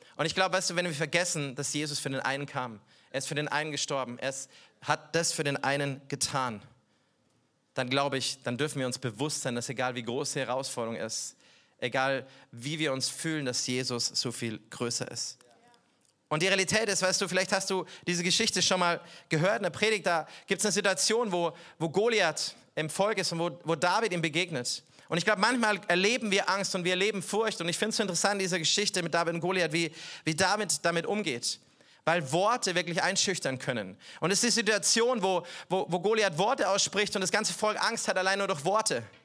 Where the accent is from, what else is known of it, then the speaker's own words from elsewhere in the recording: Bavaria, Germany; Ich komme aus Bayern